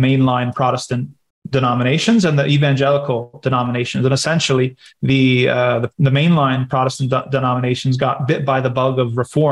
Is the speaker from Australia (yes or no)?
no; United States; I was from America